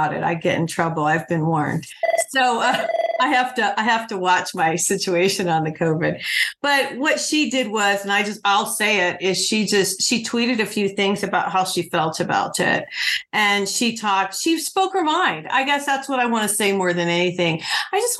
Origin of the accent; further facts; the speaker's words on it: Highland County, Ohio, United States; I grew up in Highland County, so right off of US 50